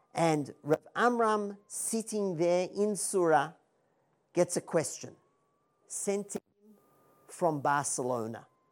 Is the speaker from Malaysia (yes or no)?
no; Melbourne, Victoria, Australia; now in Israel; I'm originally from Melbourne, Australia